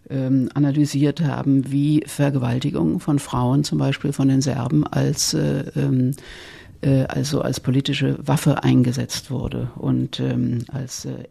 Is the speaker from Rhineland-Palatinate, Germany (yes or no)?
yes; Worms, Rhineland-Palatinate, Germany; Ich bin ja aus dem Westen, aus Worms, wie wir schon gesagt haben.